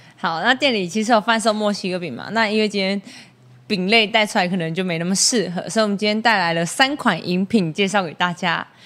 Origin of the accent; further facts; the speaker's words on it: Taoyuan, Taiwan; now in Taitung, Taiwan; 我是来自桃园。 然后我到台东生活已经四年左右的时间，那在去年在台十一线上富冈这个地区开了一间自己的小餐厅，叫做海时光